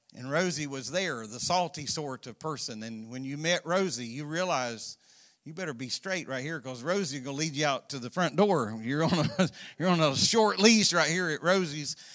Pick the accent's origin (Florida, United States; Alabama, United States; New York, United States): Florida, United States; both of us been born and raised in Florida